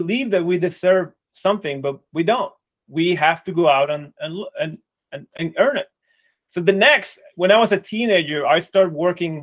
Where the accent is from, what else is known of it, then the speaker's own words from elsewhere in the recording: Mexico; I grew up in Mexico.